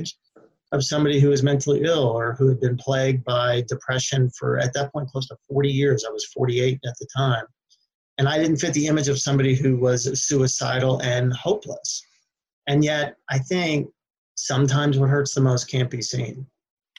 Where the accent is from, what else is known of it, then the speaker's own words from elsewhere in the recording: United States; now in Sacramento, United States; I grew up on the East Coast outside of D.C.